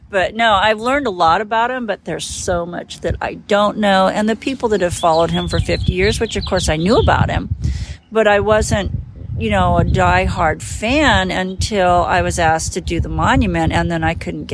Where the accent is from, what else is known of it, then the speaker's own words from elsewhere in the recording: Colorado, United States; So I was raised in the Colorado country. We had an acre and a half